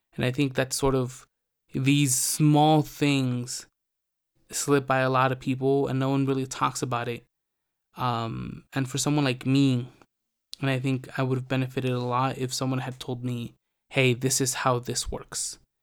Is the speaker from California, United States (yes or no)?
yes; California, United States; moved away as an adult; now in Mexico; I was born in Mexico, but I grew up in California